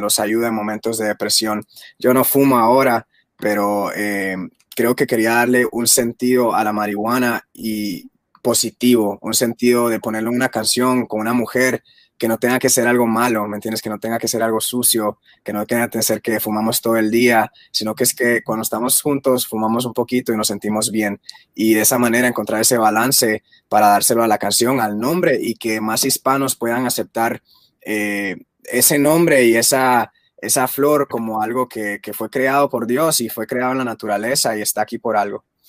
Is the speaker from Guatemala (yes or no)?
yes; Guatemala; yo soy de Guatemala